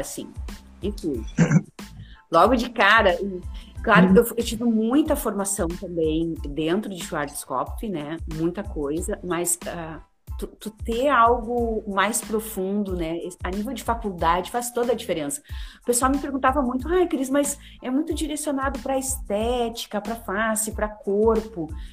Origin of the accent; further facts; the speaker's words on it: Santa Maria, Rio Grande do Sul, Brazil; moved away as an adult; now in Porto Alegre, Brazil; eu vim para Porto Alegre, que eu sou de Santa Maria